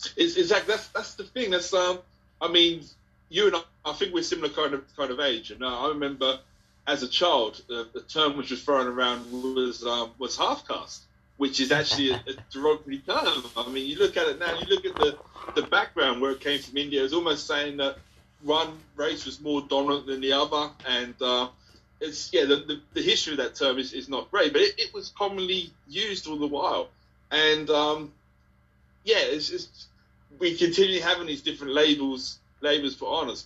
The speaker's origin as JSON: {"language": "English", "town": "Ipswich", "region": "East of England", "country": "United Kingdom", "said": "I'm from Ipswich"}